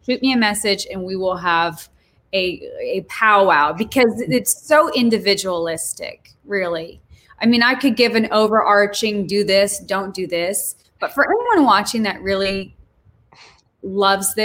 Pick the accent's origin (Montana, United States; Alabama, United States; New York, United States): Montana, United States; moved away; also born or lived in Switzerland; growing up in Montana